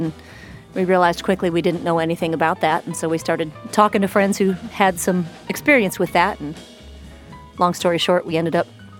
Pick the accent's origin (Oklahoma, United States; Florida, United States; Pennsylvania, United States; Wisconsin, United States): Wisconsin, United States; Muskego; also born or lived in Terre Haute, Indiana; now in Nashville, United States; I was not raised in Terre Haute, Indiana. I was raised outside of Milwaukee